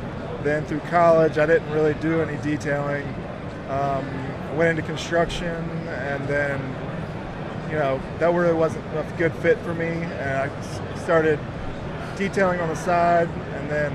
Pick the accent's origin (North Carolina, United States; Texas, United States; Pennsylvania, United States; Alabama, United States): North Carolina, United States; Raleigh; now in Wilmington, United States; I'm originally from Raleigh, North Carolina, but right now I live in Wilmington, North Carolina. Been there for 17 years now.